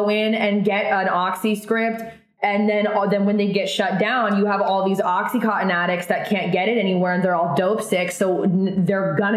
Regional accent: Oregon, United States; that's where I'm from Oregon

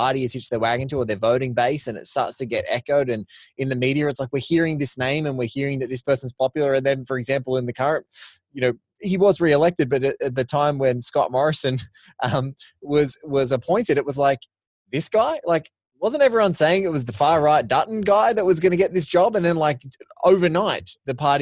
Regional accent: Australia; as Australian

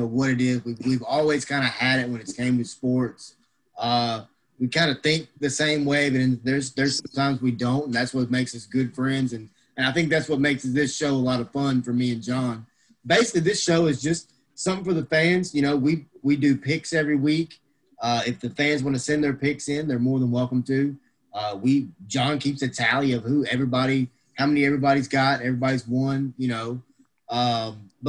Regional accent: Memphis, Tennessee, United States; now in Crossett, United States; I am originally from Memphis, Tennessee. I'm now living in Crossett, Arkansas

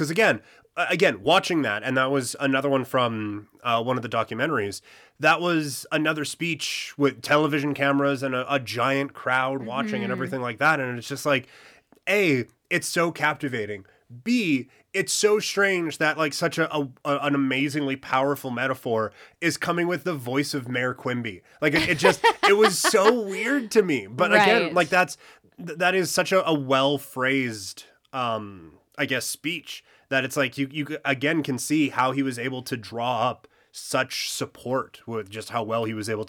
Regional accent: Saskatchewan, Canada; Congress, also a place in Saskatchewan, just outside of my hometown.

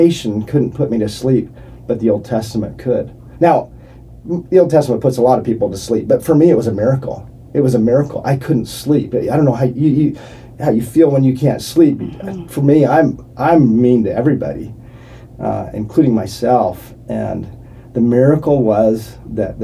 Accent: Provo, Utah, United States; I grew up in Provo, Utah

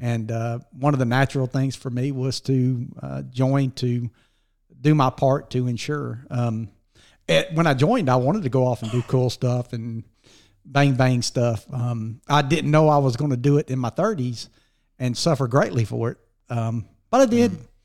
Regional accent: Dora, Alabama, United States; also born or lived in Sumiton; we were born and raised around Dora, Walker County, and uh, graduated out of Dora High School barely

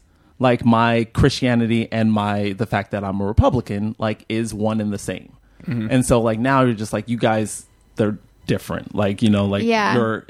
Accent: Bay Area, California, United States; also born or lived in Alabama / London / Nigeria; So I was born in Alabama. When I was two, I moved to London. And when I was four, I moved to Nigeria. And I was pretty much raised in the Bay Area.

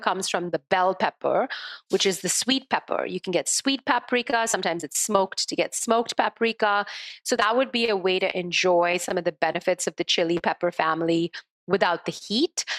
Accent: India; as a child growing up in India

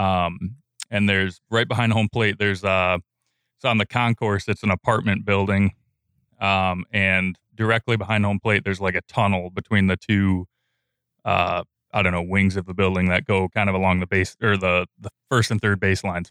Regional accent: Sparta, United States; I'm from Sparta, so I, I went to Sparta High School

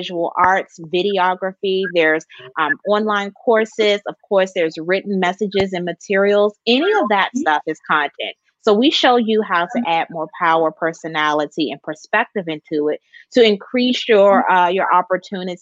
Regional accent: Washington, District of Columbia, United States; now in Elizabeth City, United States; I'm originally from Washington, D.C., born and raised, always shouting out my hometown proud, but now I'm here in North Carolina

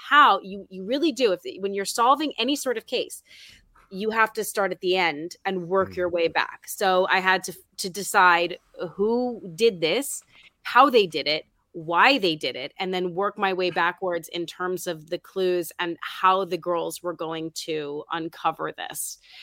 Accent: New York City, New York, United States; I'm from New York City

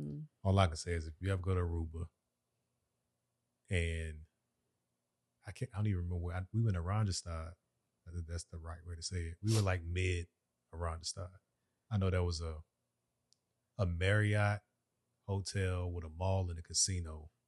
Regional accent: Jamaica; I'm from Yard.

